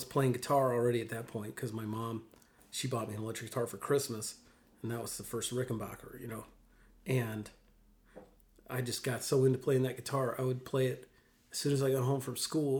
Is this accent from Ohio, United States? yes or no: no; Mississippi, United States; also born or lived in Williamsport, Pennsylvania / New York; They were living in New York, and both my parents are from Mississippi. And so I lived in New York till I was about 7 or 8. And then we moved back to Mississippi.